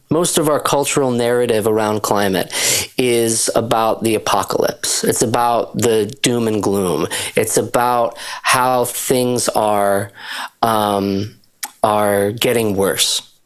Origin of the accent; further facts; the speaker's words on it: Shelburne Falls, Massachusetts, United States; I grew up in Western Massachusetts, rural uh, area of Western Mass